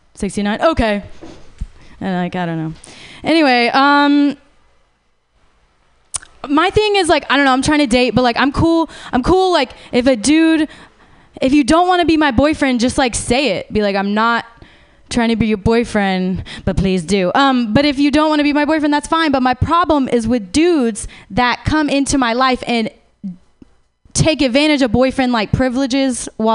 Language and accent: English; Los Angeles, California, United States; I'm a narcissist from California, from